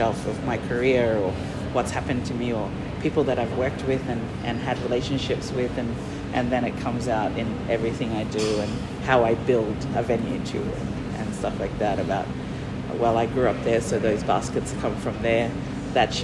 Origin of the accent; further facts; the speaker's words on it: Moa Island, Torres Strait, Queensland, Australia; moved away; also born or lived in Mer Island, Torres Strait; I grew up on Moa